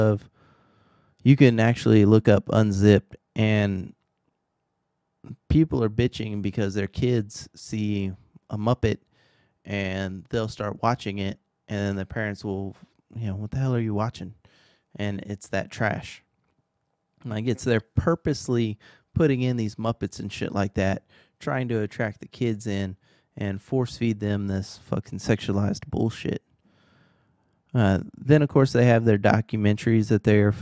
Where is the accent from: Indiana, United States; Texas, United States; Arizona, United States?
Texas, United States; I am from Texas